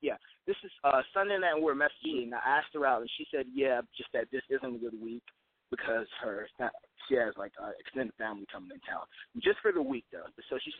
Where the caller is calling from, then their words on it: Los Angeles, California, United States; 19, calling from Los Angeles.